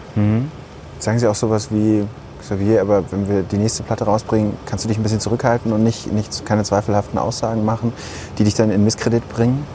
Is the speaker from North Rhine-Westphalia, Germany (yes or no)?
yes; Ruhr area, North Rhine-Westphalia, Germany; ich komme aus dem Ruhrgebiet